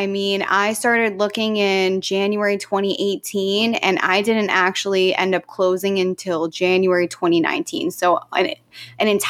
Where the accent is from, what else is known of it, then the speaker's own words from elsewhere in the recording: New Jersey, United States; moved away as an adult; now in San Diego, United States; You know, I come from Jersey originally. I'm a born and raised Jersey girl. I've been here. It'll be 5 years next month.